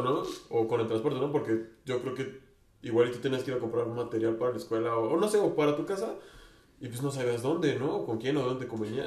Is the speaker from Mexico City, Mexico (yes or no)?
yes; Mexico City, Mexico; accent: chilango; Yo sí estoy orgulloso de mi acento chilango